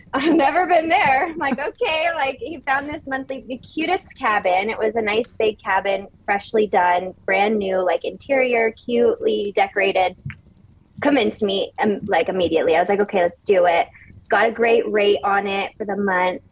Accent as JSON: {"language": "English", "area": "Orange County", "region": "California", "country": "United States", "moved": "as an adult", "said": "I'm from Orange County, California, which is like beach, bougie malls."}